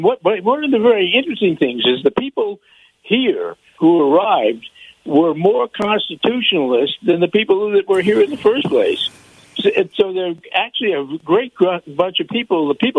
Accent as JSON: {"language": "English", "region": "New York", "country": "United States", "tie": "born or raised there", "also_born_or_lived": "Los Angeles", "moved": "yes", "lives_now": "Tennessee, United States", "said": "I moved out 5.5 years ago from L.A., and I grew up in New York."}